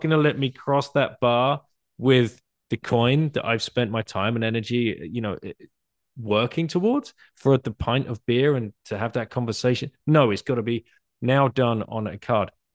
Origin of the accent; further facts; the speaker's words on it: United Kingdom; moved away; as a British person